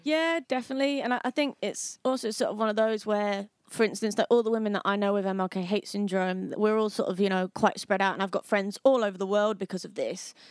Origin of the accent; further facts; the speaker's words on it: Harlow, East of England, United Kingdom; my hometown. Harlow, which is the most murderous town in England and Wales.